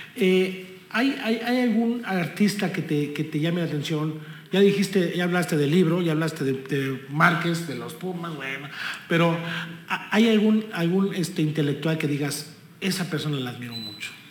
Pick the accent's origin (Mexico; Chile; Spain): Mexico; Texcoco, State of Mexico; somos mexicanos, somos texcocanos